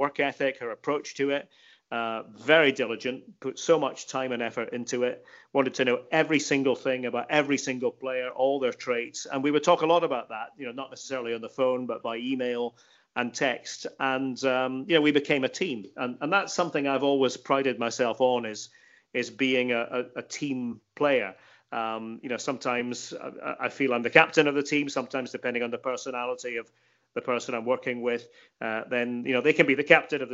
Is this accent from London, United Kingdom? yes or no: no; Scotland, United Kingdom; I'm from Scotland